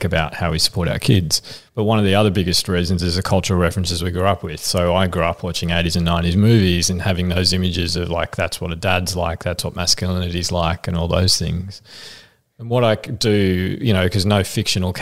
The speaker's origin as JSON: {"language": "English", "town": "Frankston", "region": "Victoria", "country": "Australia", "tie": "born or raised there", "said": "I grew up in Frankston and like people might not know, but it's a pretty rough town."}